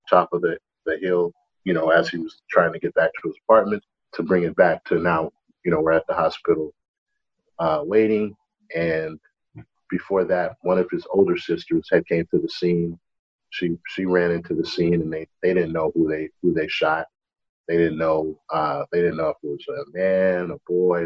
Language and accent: English; New York City, New York, United States; moved away as an adult; growing up in Brooklyn, it's very diverse